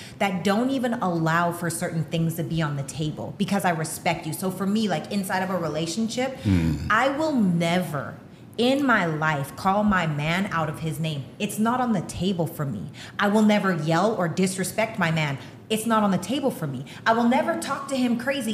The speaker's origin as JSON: {"language": "English", "country": "Canada", "said": "I'm Canadian. The way I was raised is different"}